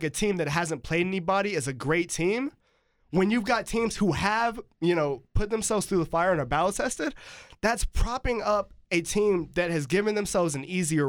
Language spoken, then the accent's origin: English; North Carolina, United States; Just because I'm from North Carolina and just because, you know, I follow the ACC